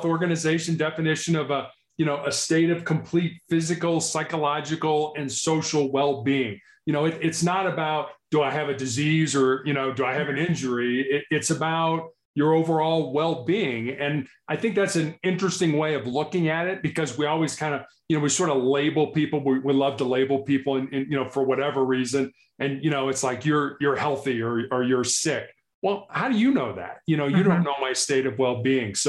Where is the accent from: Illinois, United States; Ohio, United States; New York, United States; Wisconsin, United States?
Illinois, United States; Chicago; also born or lived in Charleston, South Carolina; born and raised in Chicago, I am the oldest of three boys.